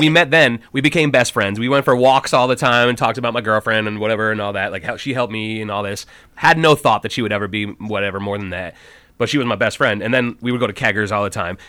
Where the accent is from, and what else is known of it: Burlington, Vermont, United States; born or raised there; also born or lived in New Jersey